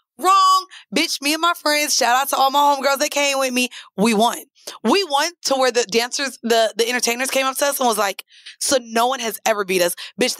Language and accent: English; Jamaica; The food to me, I like food better in Jamaica, but I'm Jamaican.